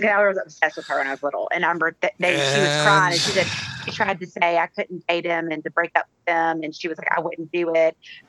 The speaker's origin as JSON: {"language": "English", "region": "the South", "country": "United States", "said": "I think because I'm from the South"}